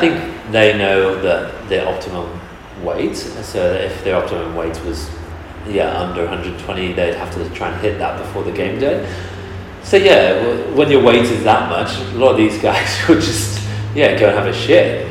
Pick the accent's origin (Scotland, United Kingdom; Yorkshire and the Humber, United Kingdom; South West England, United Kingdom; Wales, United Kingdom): Wales, United Kingdom; moved away as an adult; now in Perth, Australia; I'm originally from Wales in the UK